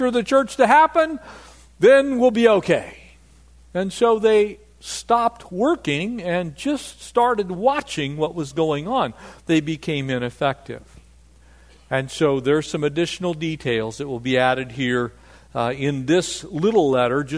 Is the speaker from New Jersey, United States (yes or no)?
no; Poway, California, United States; I grew up in North San Diego County, a little town called Poway